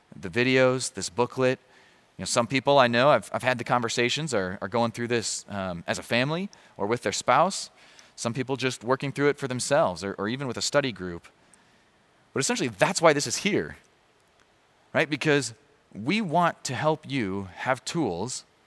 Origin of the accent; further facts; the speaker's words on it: Chicago, Illinois, United States; I grew up around Chicago